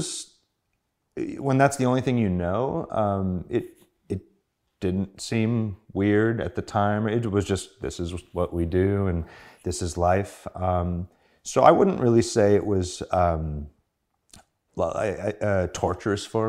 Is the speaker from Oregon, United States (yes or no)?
no; San Diego, California, United States; I grew up in San Diego, and my father was a preacher, minister, whatever you want to call it